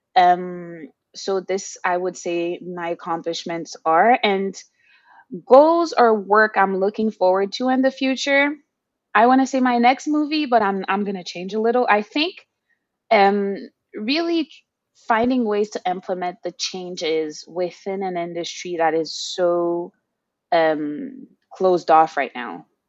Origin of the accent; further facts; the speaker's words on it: Haiti; moved away as an adult; now in Montreal, Canada; I was born and raised in Haiti, as you mentioned, and I emigrated to Turtle Island, we regularly called Canada